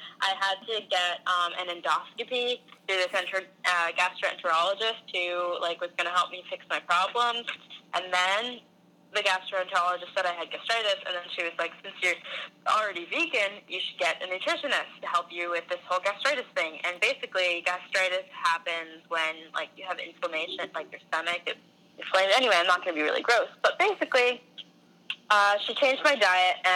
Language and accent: English; United States; also born or lived in New Jersey; New Jersey. I'm from, like, both places, kind